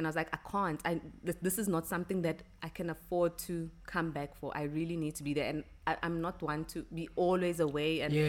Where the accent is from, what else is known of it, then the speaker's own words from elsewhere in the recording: Ekurhuleni, Gauteng, South Africa; also born or lived in Johannesburg; I grew up in the East Rand.